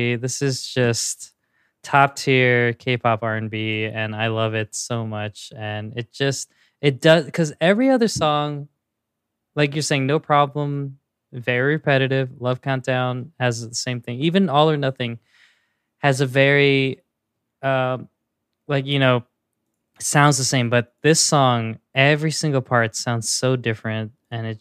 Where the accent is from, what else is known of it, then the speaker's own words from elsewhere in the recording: Philippines; as a Filipino